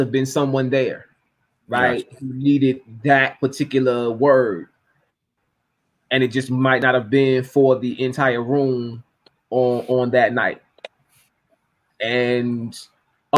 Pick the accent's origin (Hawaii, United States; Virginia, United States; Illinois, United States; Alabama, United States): Virginia, United States; Norfolk; my hometown, in Norfolk, Virginia